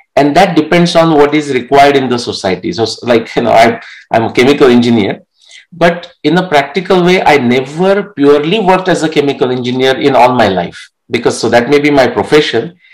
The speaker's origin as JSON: {"language": "English", "area": "Marathi", "region": "Maharashtra", "country": "India", "first_language": "Marathi", "second_language": "English", "moved": "yes", "said": "in that small village, I was the only one that was, I mean, I'm talking eight to 10 years old who is reading the newspaper in my mother tongue Marathi"}